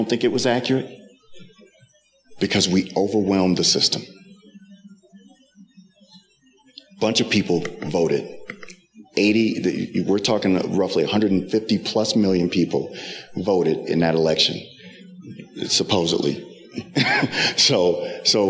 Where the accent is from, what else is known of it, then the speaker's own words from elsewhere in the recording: Wisconsin, United States; now in Colorado, United States; I'm from Wisconsin